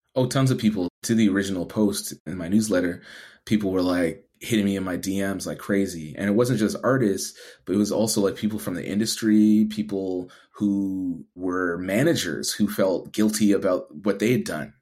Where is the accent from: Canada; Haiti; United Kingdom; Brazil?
Canada; Edmonton, Alberta; moved away as an adult; also born or lived in Toronto; for me coming from Edmonton